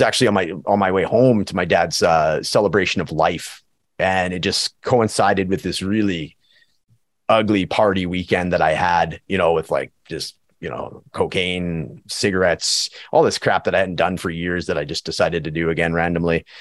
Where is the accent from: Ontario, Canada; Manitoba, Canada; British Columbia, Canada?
British Columbia, Canada; Prince George; now in Edmonton, Canada; my hometown of Prince George, B C